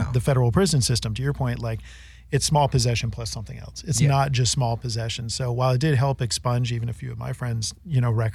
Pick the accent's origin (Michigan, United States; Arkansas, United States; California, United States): California, United States; North Bay, San Francisco Bay Area; growing up in the Bay Area, although I was in the North Bay, closer to the Triangle.